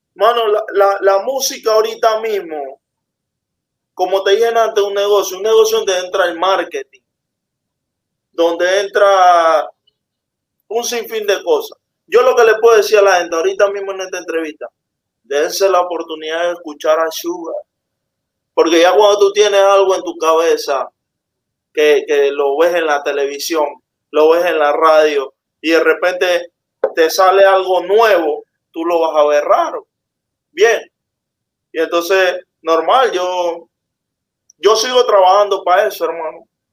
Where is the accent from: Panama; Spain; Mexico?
Panama; Es mi pensamiento como panameño